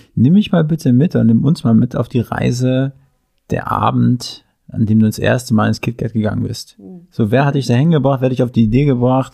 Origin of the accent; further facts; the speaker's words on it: Mecklenburg-Vorpommern, Germany; moved away; Ich komme ursprünglich aus MacPom